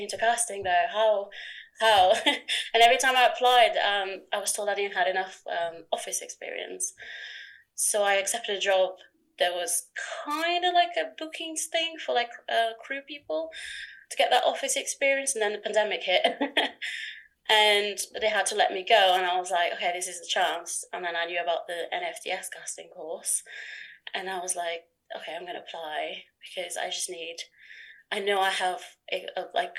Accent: Portugal; moved away as an adult; also born or lived in Norwich, England; now in England; I come from Portugal

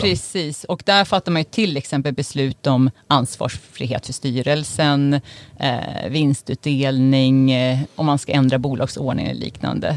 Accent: Uppsala, Uppsala County, Sweden; jag är ju uppvuxen i Uppsala

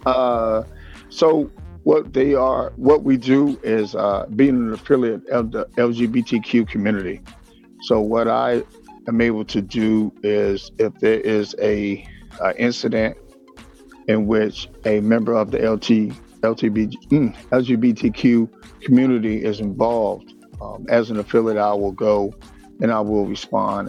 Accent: Washington, District of Columbia, United States; born and raised in Washington D.C.

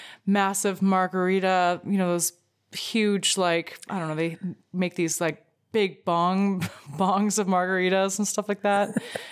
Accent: Greece; Well, so I'm from Greece and I will be staying here if, one way ticket booked.

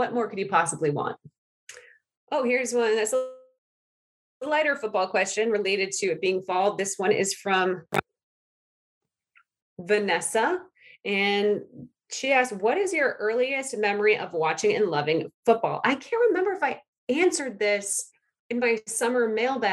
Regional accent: New England, United States; I'm from New England, fall capital of America

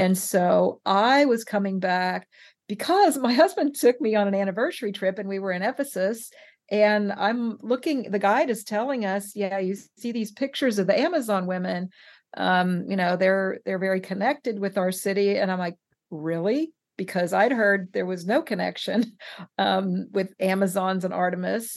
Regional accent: West Coast, United States; I'm from the West Coast.

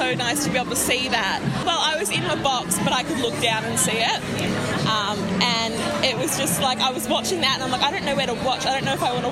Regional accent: Melbourne, Victoria, Australia; we're from Melbourne

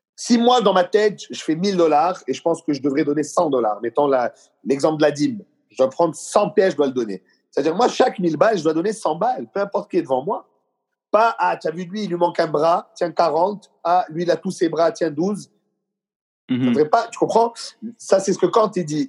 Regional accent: Quebec, Canada; je suis vraiment québécois dans ma culture, dans mes racines

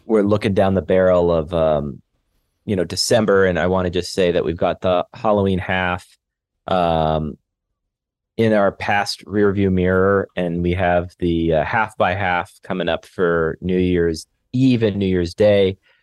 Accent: Canada; now in Los Angeles, United States; I'm just a Canadian guy living

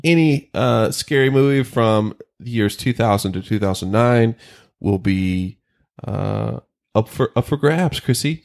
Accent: North Carolina, United States; near where I grew up in North Carolina

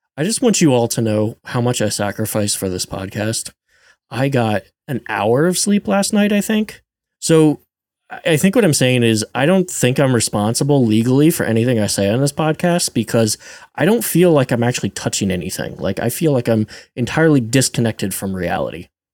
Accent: rural Pennsylvania, United States; I'm from Pennsylvania, rural Pennsylvania, where the fire hall wedding is a thing

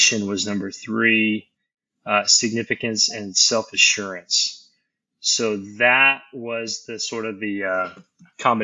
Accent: Montana, United States; moved away as an adult; now in Austin, United States; Born in Austin, but when I was like 2 or 3 years old, we moved to Montana. So I grew up in Montana, went to the University of Montana

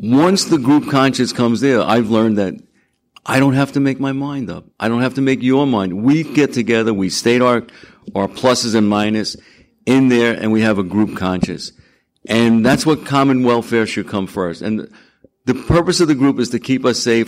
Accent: Long Island, New York, United States; I'm from Long Island

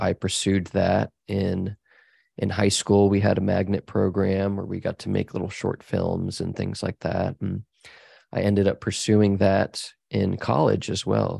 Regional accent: Dallas, Texas, United States; I grew up in Dallas

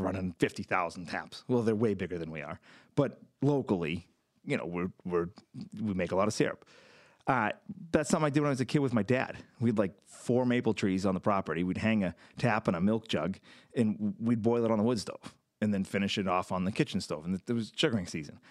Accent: Lunenburg, Massachusetts, United States; now in Fitchburg, United States; I grew up in Lunenburg, um, all of a few miles away from where we are now

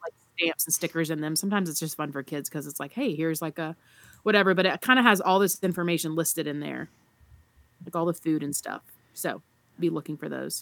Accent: the South, United States; I'm from the South

